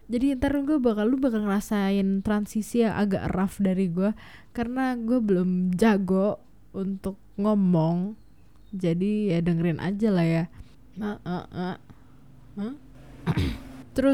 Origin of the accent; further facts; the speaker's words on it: Tangerang, Banten, Indonesia; sebagai orang Tangerang eh orang selatan Jakarta yang very very hits gitu yang tinggal di border itu